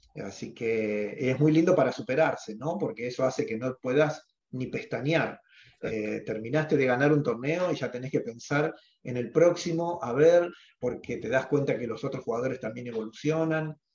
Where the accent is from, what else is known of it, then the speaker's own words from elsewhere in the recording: Argentina; los argentinos somos deportistas